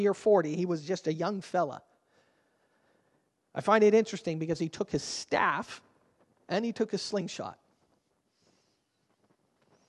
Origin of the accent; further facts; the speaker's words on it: Canada; We're Canadian